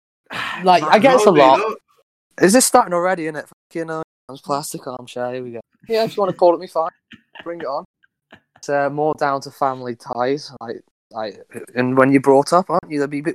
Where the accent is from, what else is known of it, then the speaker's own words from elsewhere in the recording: Shrewsbury, West Midlands, United Kingdom; Well, I am 21 years old. I'm from Shrewsbury.